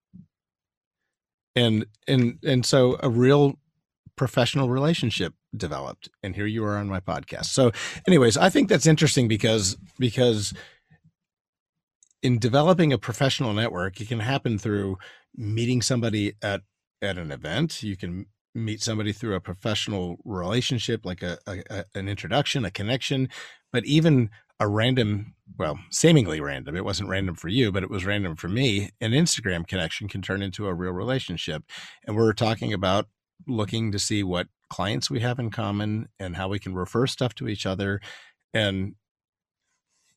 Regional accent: United States; being from America

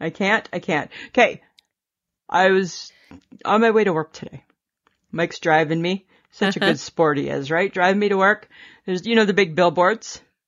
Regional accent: Ontario, Canada; And then it got me thinking back to being a little girl growing up in Ontario.

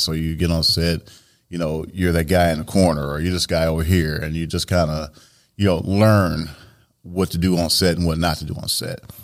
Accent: Joliet, Illinois, United States; born and raised in Joliet, uh, Illinois

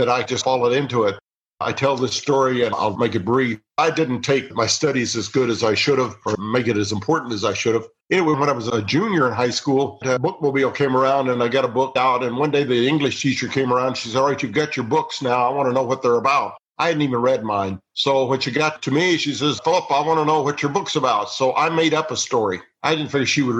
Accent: Missouri, United States; I grew up in Missouri

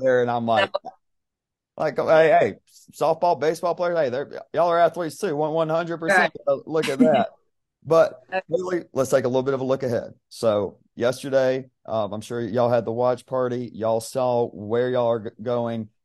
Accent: near Georgia Southwestern, United States; that's like twenty minutes from from my hometown

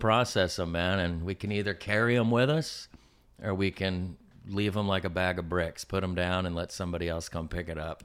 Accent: San Diego, California, United States; also born or lived in New Jersey / East Coast; so thirty years thirty-two years I've lived here, which I think makes me native

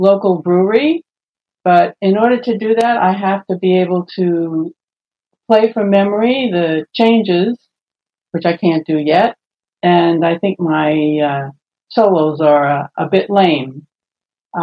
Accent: Hendersonville, North Carolina, United States; I'm from Hendersonville, North Carolina.

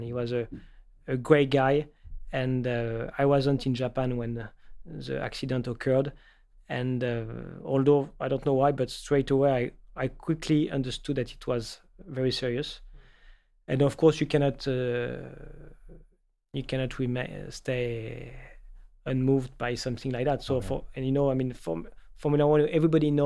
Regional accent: Paris, Île-de-France, France; moved away as an adult; also born or lived in Toulouse; born and raised in Paris

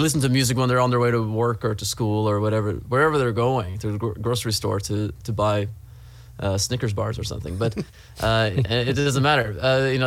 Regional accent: Trondheim, Trøndelag, Norway; moved away as an adult; now in Los Angeles, United States; I'm from Norway, first of all. I'm from the third largest city of Norway, which is Trondheim

